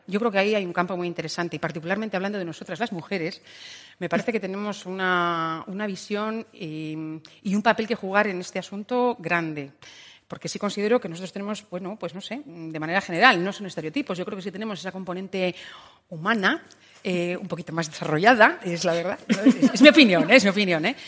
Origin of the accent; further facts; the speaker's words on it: Burgos, Castile and León, Spain; moved away as an adult; also born or lived in Valladolid; la intención era salir de Burgos, que, que adoro mi tierra, pero bueno, eh, tenía 18